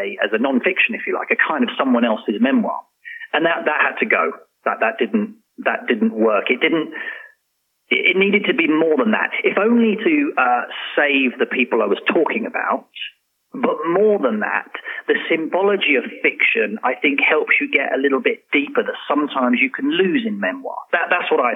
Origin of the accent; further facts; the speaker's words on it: London, United Kingdom; now in Oman; I'm a Londoner